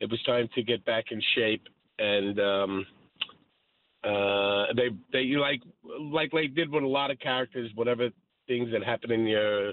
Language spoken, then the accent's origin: English; New York City, New York, United States; I grew up playing a lot of baseball and hockey growing up in Brooklyn